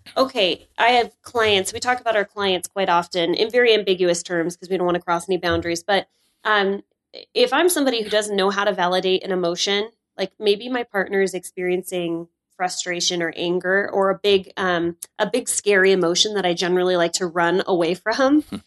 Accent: North Dakota, United States; now in Salt Lake City, United States; I'm from North Dakota

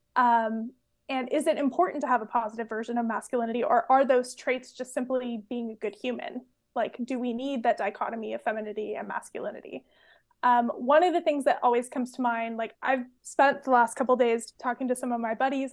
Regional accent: Orange County, California, United States; moved away as an adult; also born or lived in Lowell, Massachusetts; now in Belfast, United Kingdom; I'm from Orange County. I grew up in Orange County.

